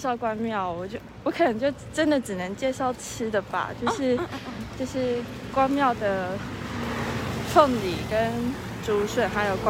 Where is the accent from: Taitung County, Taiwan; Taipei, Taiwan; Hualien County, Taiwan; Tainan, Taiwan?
Tainan, Taiwan; 台南啊。